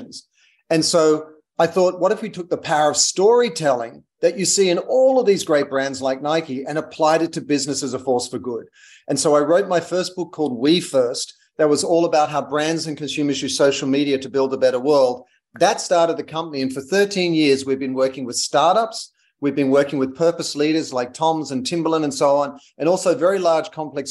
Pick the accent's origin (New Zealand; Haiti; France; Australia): Australia; moved away as an adult; also born or lived in London / United States; I'm Australian, as you can hear